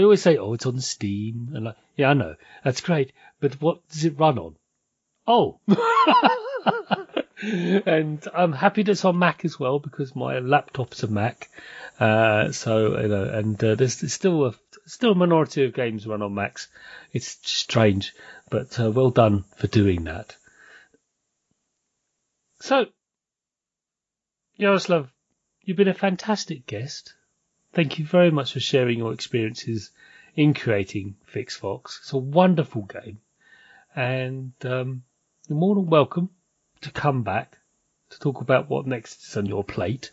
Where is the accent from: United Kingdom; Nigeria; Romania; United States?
United Kingdom